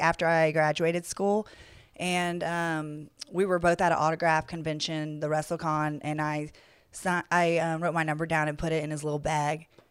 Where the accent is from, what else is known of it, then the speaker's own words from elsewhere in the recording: Atlanta, Georgia, United States; also born or lived in New Orleans, Louisiana / Los Angeles, California; now in Las Vegas, United States; I am from Atlanta, Georgia.